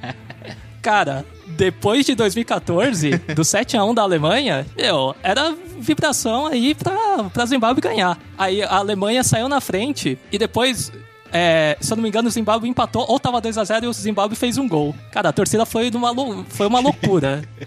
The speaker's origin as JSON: {"language": "Portuguese", "region": "São Paulo", "country": "Brazil", "said": "eu sou de São Paulo"}